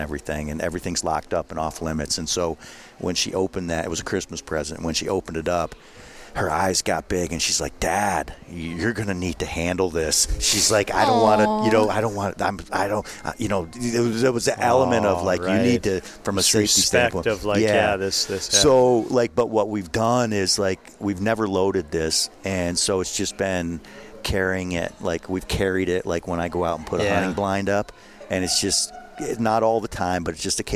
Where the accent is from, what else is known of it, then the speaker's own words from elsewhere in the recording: New York, United States; I'm from New York